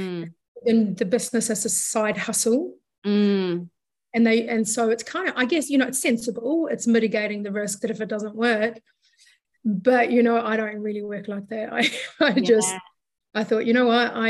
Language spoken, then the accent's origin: English; Sweden; moved away; I'm from Sweden originally.